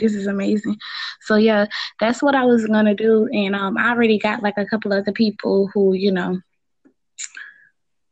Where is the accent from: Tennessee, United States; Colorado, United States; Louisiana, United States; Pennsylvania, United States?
Louisiana, United States; New Orleans; I'm really right now in Louisiana, you know, because I'm from New Orleans